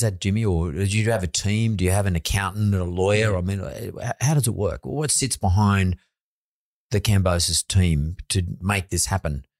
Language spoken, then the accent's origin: English; Australia; I come from the West Suburbs